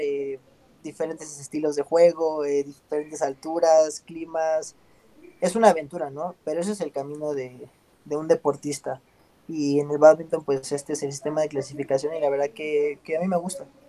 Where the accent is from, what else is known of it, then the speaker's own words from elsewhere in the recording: Mexico City, Mexico; moved away as an adult; also born or lived in Europe; yo soy originario de, la Ciudad de México, eh, aquí nací y estuve pues parte de mi vida